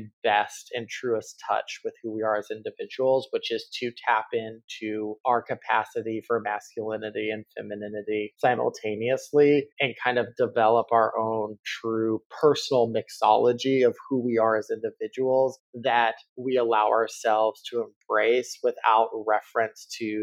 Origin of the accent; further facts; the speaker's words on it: Texas, United States; As a kid growing up in Texas